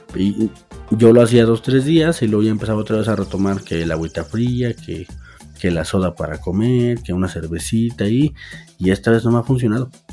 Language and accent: Spanish; Aguascalientes, Mexico; soy un chilango de Aguascalientes